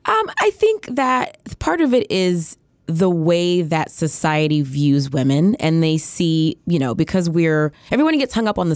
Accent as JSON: {"language": "English", "town": "Atlanta", "region": "Georgia", "country": "United States", "tie": "born or raised there", "also_born_or_lived": "Biloxi", "said": "I'm from Atlanta. My family was military. I was born in Biloxi. We actually lived here for 4 years. We moved to Atlanta when I was in like fifth grade. But most of my family is in Atlanta."}